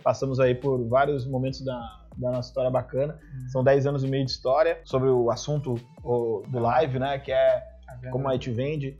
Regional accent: Sapucaia do Sul, Rio Grande do Sul, Brazil; also born or lived in Canoas; Eu, eu também sou de Canoas, que é a, V4. Na verdade, é uma cidade aqui do lado, que é a cidade de Sapucaia. Eu estudava aqui em Canoas

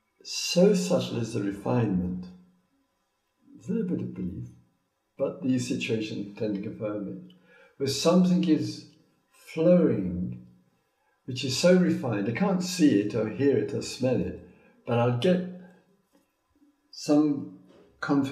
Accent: Croydon, London, United Kingdom; moved away; "England." He said, "Oh, so am I. Which part of England?" "Surrey."

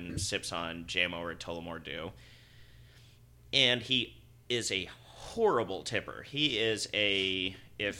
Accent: Utah, United States; moved away; growing up in Utah

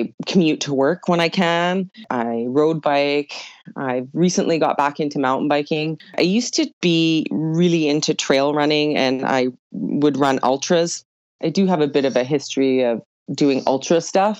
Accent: Edmonton, Alberta, Canada; also born or lived in Ontario / Jasper, Alberta; I am originally from Edmonton, Alberta. Actually, I was born in Ontario, but I grew up most of my life in Edmonton, Alberta.

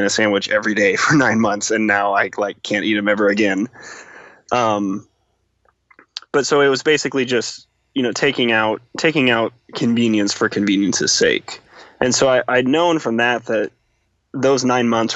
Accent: Nebraska, United States; moved away as an adult; also born or lived in Washington, D.C.; I grew up in Nebraska

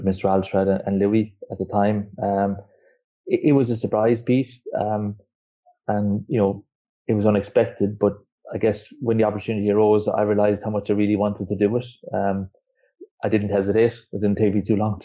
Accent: Kerry, Munster, Ireland; I'm Irish. I grew up in Ireland. Grew up in a place called Kerry. It's a rural community in the southwest of Ireland.

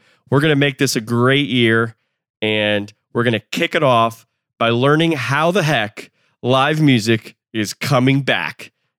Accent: Sunrise, Florida, United States; also born or lived in Tallahassee, Florida; I grew up in Broward County as well, and I actually grew up in Sunrise

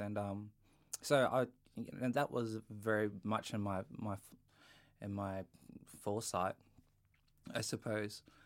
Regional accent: Bowen, Queensland, Australia; moved away; I grew up in a small town in North Queensland called Bowen. Um, and I spent my childhood there.

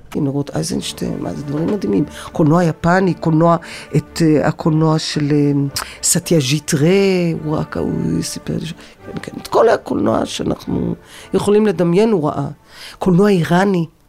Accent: Tel Aviv, Tel Aviv District, Israel; born or raised there

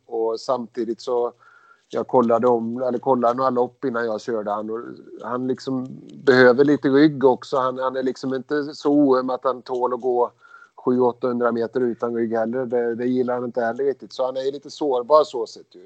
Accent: Skara, Västra Götaland, Sweden; Vi kommer ju från Skara båda två, eller, mot Skara båda två

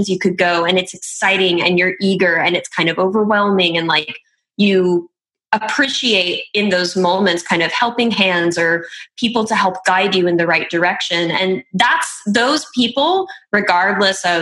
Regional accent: Oklahoma City, Oklahoma, United States; I'm from Oklahoma City, so I'm kind of located in this Midwest Bible Belt kind of area

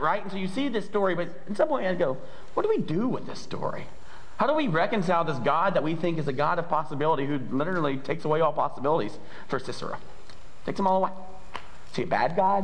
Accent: the South, United States; I'm from the South

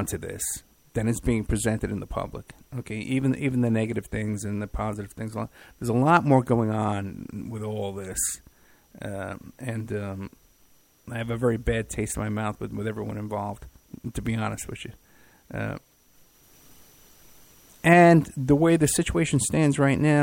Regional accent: New York City, New York, United States; also born or lived in Staten Island; growing up in the Bronx and then Staten Island

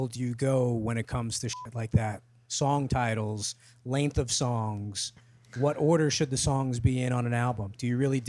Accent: New York City, New York, United States; born or raised there

